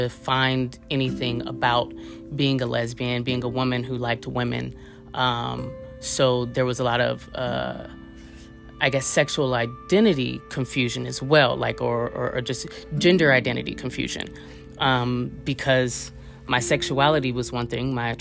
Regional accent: Oakland, California, United States; I'm originally from West Oakland, California, so right across the bay from San Francisco, California

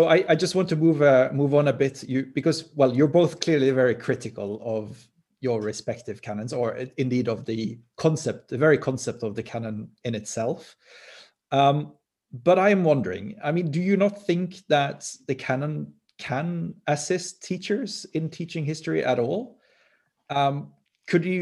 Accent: Norway; I come from Norway

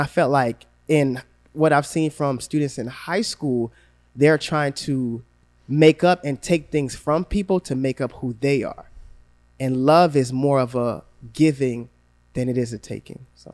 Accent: Gainesville, Florida, United States; growing up in Gainesville

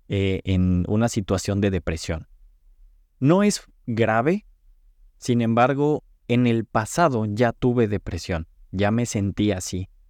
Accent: Cancún, Quintana Roo, Mexico; now in Los Angeles, United States; estaba creciendo en, Cancún, yo vengo de Cancún, me mudé a Los Ángeles

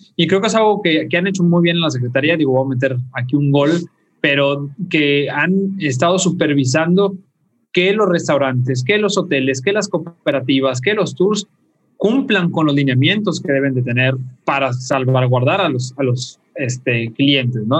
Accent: Yucatán, Mexico; los que somos yucatecos

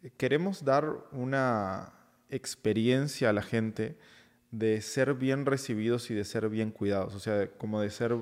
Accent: Uruguay; now in Mexico City, Mexico; yo soy de, de Uruguay

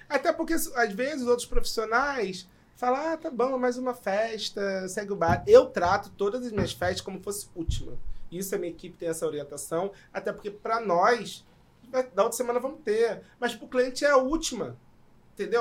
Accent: São João de Meriti, Rio de Janeiro, Brazil; eu sou de São João, para quem não conhece, Baixada Fluminense

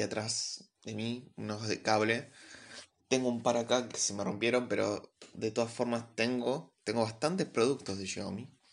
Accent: Argentina; vivo en Argentina, soy argentino

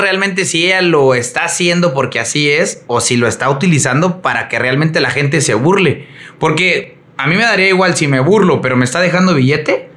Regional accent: Mexico; nosotros como mexicanos

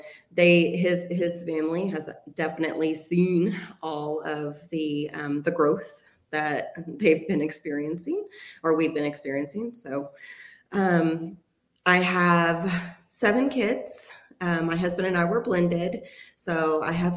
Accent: Athens, Texas, United States; moved away as an adult; also born or lived in Cedar Creek Lake area, Texas; now in Midlothian, United States; I was born and raised here in Texas. I was actually born in Athens. So I'm an East Texas girl

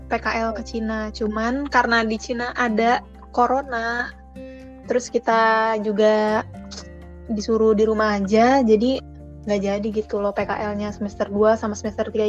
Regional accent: Jakarta, Indonesia; now in Surabaya, Indonesia; Dan asal aku dari Jakarta.

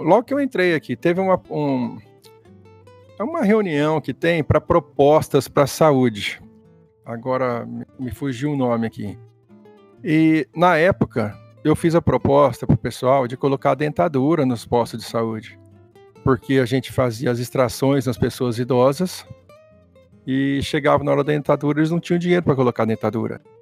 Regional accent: Ribeirão Preto, São Paulo, Brazil; moved away as an adult; also born or lived in Presidente Prudente; now in Andirá, Brazil; eu sou nascido em Ribeirão Preto. Eu fiquei em Ribeirão Preto até uns 18 anos

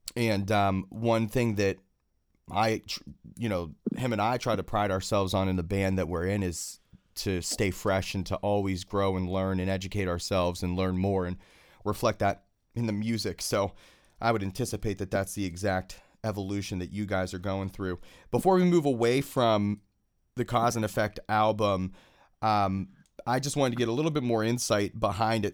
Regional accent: Pittsburgh, Pennsylvania, United States; Born and raised in Pittsburgh, I am

